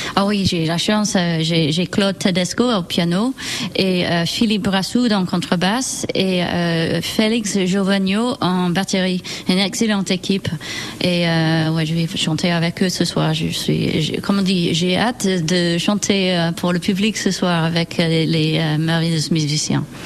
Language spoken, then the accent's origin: French; near Manchester, North West England, United Kingdom; French is a second language; moved away as an adult; now in France; Je suis née près de Manchester, en Angleterre